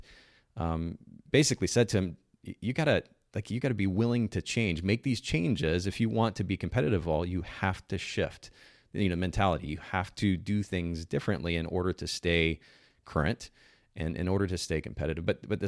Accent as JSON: {"language": "English", "country": "Japan", "tie": "born or raised there", "said": "She knows that I grew up in Japan."}